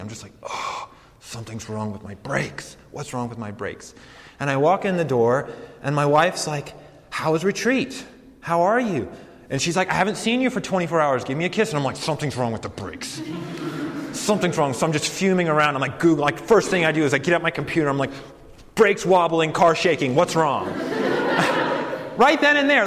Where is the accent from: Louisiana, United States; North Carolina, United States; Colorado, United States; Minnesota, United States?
Colorado, United States; Colorado Springs; moved away as an adult; also born or lived in New York City / St. Louis, Missouri; I grew up in Colorado, uh, grew up in Colorado Springs, Colorado